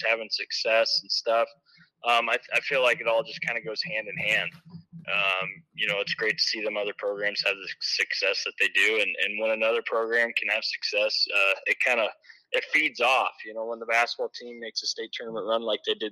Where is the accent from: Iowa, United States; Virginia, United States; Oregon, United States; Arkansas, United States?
Iowa, United States; Mid-Prairie; came back to my hometown here. I graduated from Mid Prairie